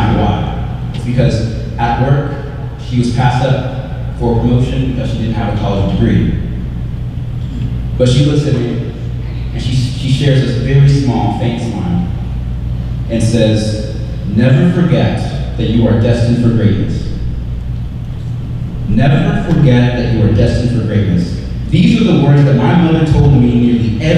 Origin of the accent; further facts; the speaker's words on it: Texarkana, Arkansas, United States; moved away as an adult; growing up in Texarkana